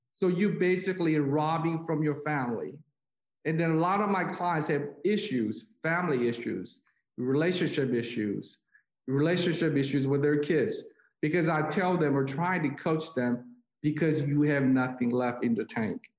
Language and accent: English; South Korea; moved away; I'm uh, Chinese, but I was born and raised in South Korea.